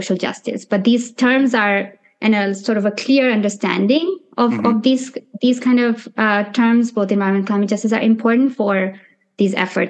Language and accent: English; India; moved away as an adult; also born or lived in Nepal; now in New York City, United States; growing up in India and Nepal during the 90s and early 2000s and the 10s